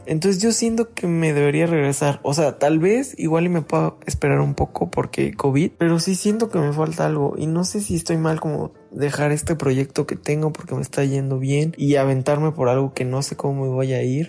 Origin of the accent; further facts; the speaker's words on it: Chiapas, Mexico; moved away as an adult; also born or lived in Mexico City; me tuve que regresar a Chiapas, de donde soy